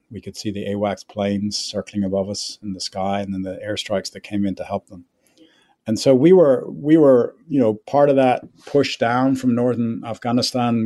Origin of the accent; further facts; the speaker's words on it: Ireland; moved away as an adult; now in United States; I grew up in Ireland. Um, I went to school and college there